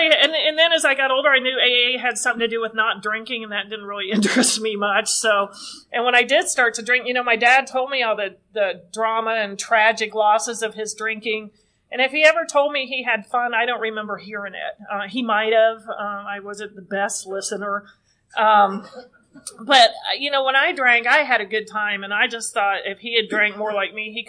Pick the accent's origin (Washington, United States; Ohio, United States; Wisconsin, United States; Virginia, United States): Ohio, United States; Oxford; also born or lived in Northern California; I grew up in Oxford, Ohio